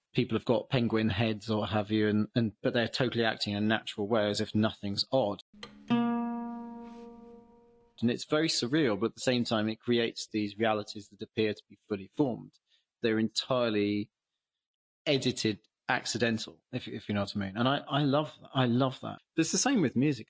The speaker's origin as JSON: {"language": "English", "region": "England", "country": "United Kingdom", "said": "as an English person"}